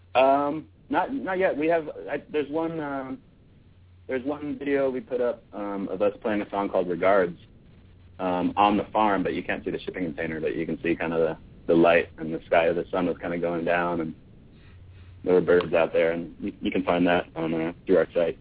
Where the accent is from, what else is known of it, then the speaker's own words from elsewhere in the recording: United States; we're American boys